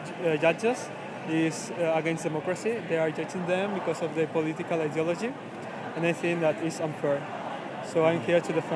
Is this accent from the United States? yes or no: no; Ecuador; English is a second language; now in Spain; Well, I come from Ecuador.